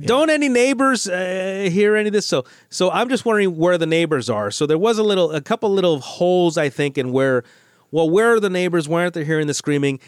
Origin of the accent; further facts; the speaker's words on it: United States; I'm an American. I grew up in America.